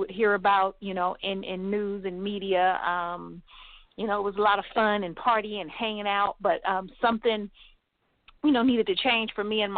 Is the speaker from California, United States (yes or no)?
yes; Los Angeles, California, United States; moved away; also born or lived in Santa Cruz, California; I am from Los Angeles, California, and I was born there and I lived pretty much half of my life there.